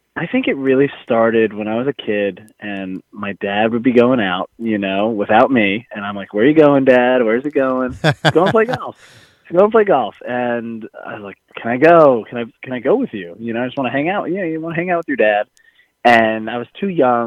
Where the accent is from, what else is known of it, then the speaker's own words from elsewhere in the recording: Livingston, New Jersey, United States; that's where I grew up. I was born there